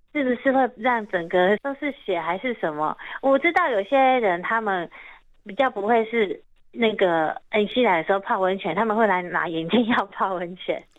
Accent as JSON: {"language": "Chinese", "country": "Taiwan", "said": "我们台湾人"}